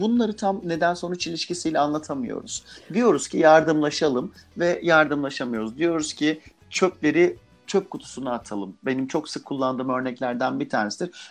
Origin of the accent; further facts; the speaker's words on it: Adana, Turkey; first language Turkish; ben mesela Adanalıyım